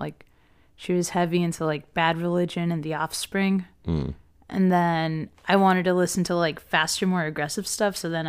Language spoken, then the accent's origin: English; Norristown, Pennsylvania, United States; now in Texas, United States; I'm originally from the Philadelphia area.